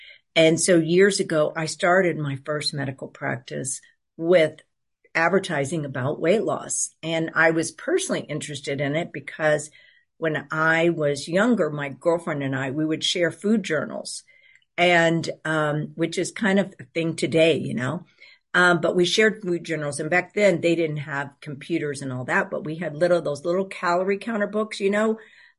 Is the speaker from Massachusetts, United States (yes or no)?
no; Houston, Texas, United States; And so I grew up in Houston, Texas.